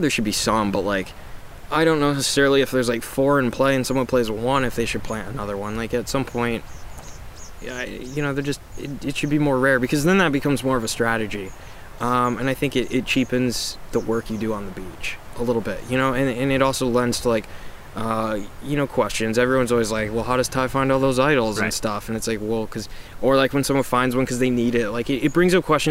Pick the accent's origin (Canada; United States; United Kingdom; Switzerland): United States; Midwest; growing up in the Midwest